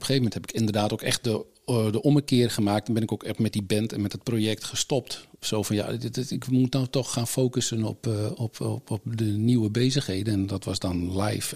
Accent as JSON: {"language": "Dutch", "region": "Friesland", "country": "Netherlands", "also_born_or_lived": "England", "moved": "as an adult", "said": "vanuit Friesland, waar ik vandaan kom"}